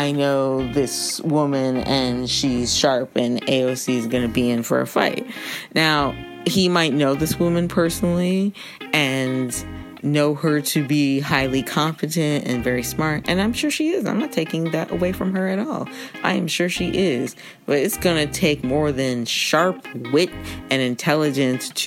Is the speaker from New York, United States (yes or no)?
yes; New York, United States; I am a New Yorker